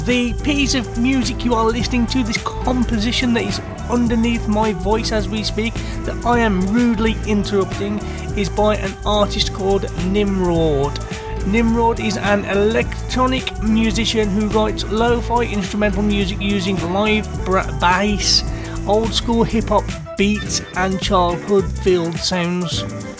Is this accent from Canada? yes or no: no; United Kingdom; I'm British, so we're not used to that sound anyway that you produce in America